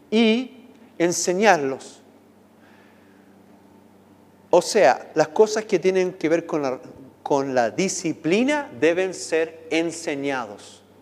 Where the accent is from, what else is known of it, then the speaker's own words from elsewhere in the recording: United States; ustedes saben que viví, nací en Estados Unidos, viví muchos años allá